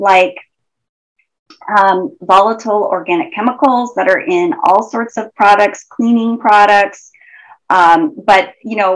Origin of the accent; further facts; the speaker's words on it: Idaho, United States; I grew up in Idaho